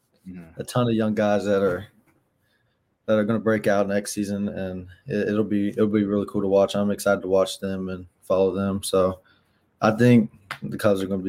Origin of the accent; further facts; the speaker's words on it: North Carolina, United States; I'm from North Carolina.